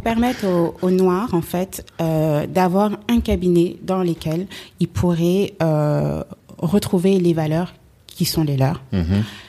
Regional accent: Paris, Île-de-France, France; je suis née à Paris, j'ai grandi à Paris

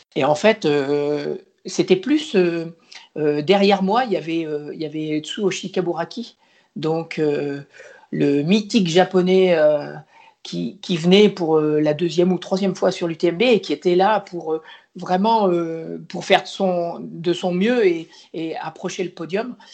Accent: Poitiers, Nouvelle-Aquitaine, France; moved away as an adult; also born or lived in La Rochelle / Caen; Je viens d'une région plutôt plate, euh, qui est la région de Poitiers, le Poitou

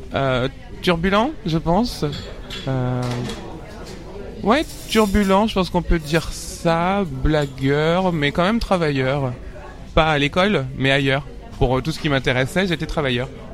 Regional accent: Paris suburbs, Île-de-France, France; j'ai grandi en banlieue parisienne, dans le 94

